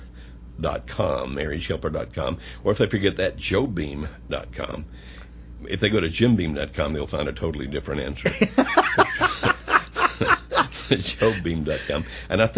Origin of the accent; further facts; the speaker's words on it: the South, United States; I'm from the South. I grew up in the South. I'm 62